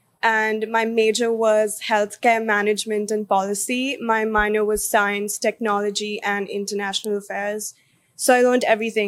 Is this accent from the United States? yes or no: no; Mumbai, Maharashtra, India; moved away as an adult; growing up in Bombay, I think I was in a bubble.